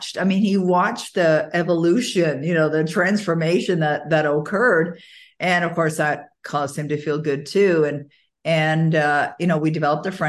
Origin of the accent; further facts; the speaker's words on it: Toronto, Ontario, Canada; moved away as an adult; now in Ottawa, Canada; I was born and raised in Toronto, even though I live in Ottawa, Ontario now